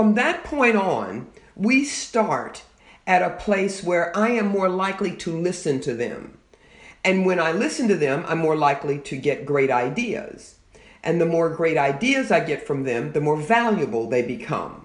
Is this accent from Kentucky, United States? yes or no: yes; Louisville, Kentucky, United States; moved away as an adult; also born or lived in Fort Wayne, Indiana; I grew up in Louisville, Kentucky, so it was reasonably close to where I grew up